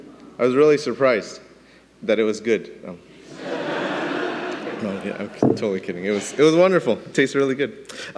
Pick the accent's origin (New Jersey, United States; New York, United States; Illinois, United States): New York, United States; New York City; I was born in New York City